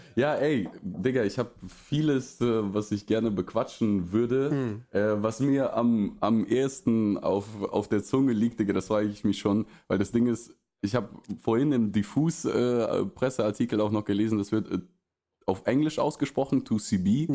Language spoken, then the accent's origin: German; Russia; also born or lived in Oldenburg, Germany; now in Germany; aufgewachsen in Russland, dann hier in Deutschland in eine relative Kleinstadt äh, gekommen und hier nicht aufgewachsen